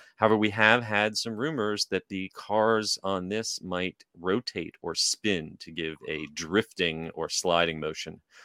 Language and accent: English; New Jersey, United States; moved away; I, I grew up in New Jersey.